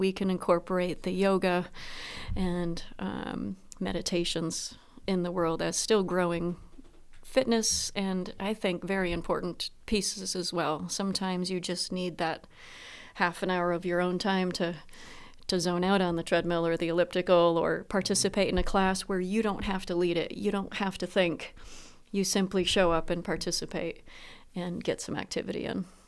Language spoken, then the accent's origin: English; Proctor, Vermont, United States; my hometown of Proctor